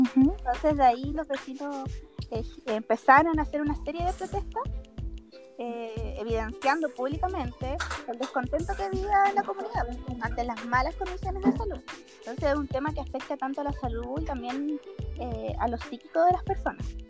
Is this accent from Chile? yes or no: yes; Colina, Santiago Metropolitan Region, Chile; Yo soy eh, de Colina